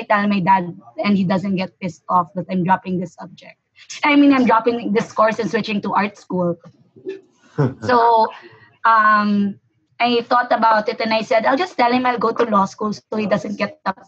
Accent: Bacolod, Negros Occidental, Philippines; I grew up in Bacolod, so I'm not exactly a city girl.

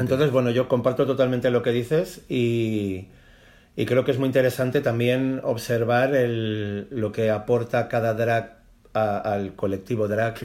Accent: Palma, Balearic Islands, Spain; moved away; cuando vivíamos en Mallorca, que yo nací en Palma de Mallorca

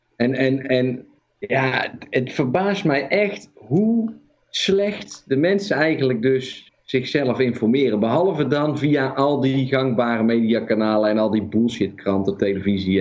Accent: Netherlands; Dit is de eerste keer dat we als Nederlanders eh, onder vuur liggen, in ieder geval in mijn leven

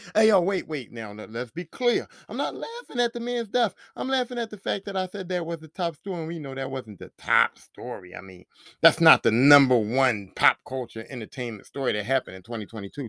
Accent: Philadelphia, Pennsylvania, United States; I'm from Philly

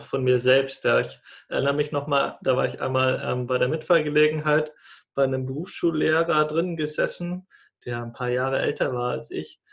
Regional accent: Munich district, Bavaria, Germany; moved away; meine Familie sitzt in Bayern, da wo ich herkomme, Landkreis München

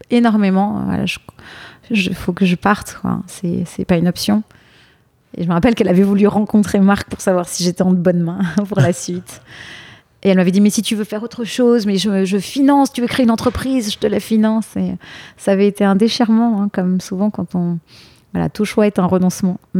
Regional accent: Rueil-Malmaison, Île-de-France, France; moved away as an adult; now in New York, United States; j'ai grandi dans l'ouest parisien, à

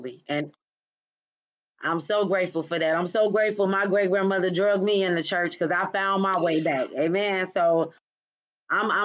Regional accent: Chicago, Illinois, United States; I'm from Chicago like you

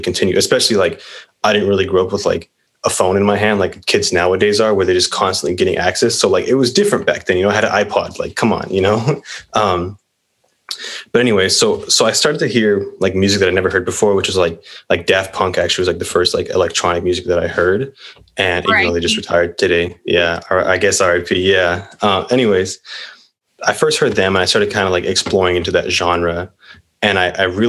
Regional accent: Whittier, California, United States; I'm 22. I'm from Whittier

